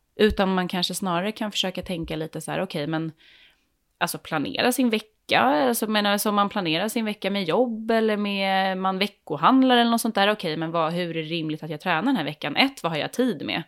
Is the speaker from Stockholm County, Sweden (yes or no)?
yes; Värmdö, Stockholm County, Sweden; jag är, är, från Värmdö